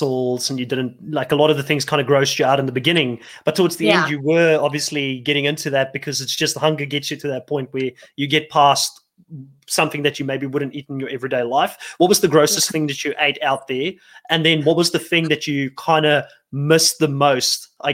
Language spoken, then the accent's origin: English; Cape Town, Western Cape, South Africa; moved away; I'm from Cape Town, so I know Cape Town quite well